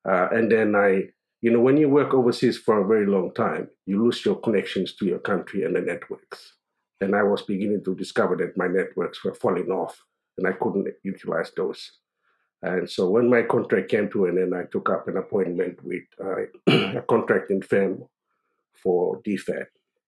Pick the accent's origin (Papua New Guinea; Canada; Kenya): Papua New Guinea; Port Moresby, National Capital District; also born or lived in Gulf Province, Papua New Guinea; I grew up in Port Moresby. I'm originally from the Gulf of Papua New Guinea, where former Prime Minister Semakera Morauta and former Deputy Prime Minister Chris Hiveta are from.